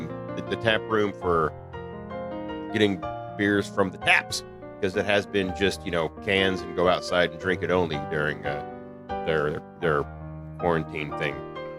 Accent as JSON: {"language": "English", "region": "the South", "country": "United States", "said": "I'm from the South."}